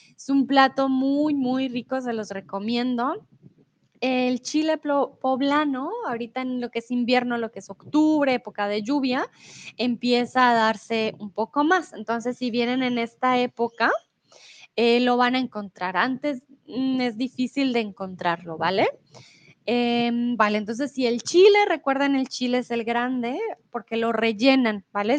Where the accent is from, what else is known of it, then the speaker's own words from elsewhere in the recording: Colombia; now in Mexico; yo soy de Colombia, pero eh, en estos momentos vivo en México.